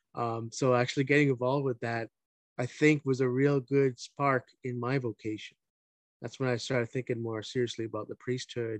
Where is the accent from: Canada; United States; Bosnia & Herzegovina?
Canada; Hamilton, Ontario; I grew up in Hamilton, Ontario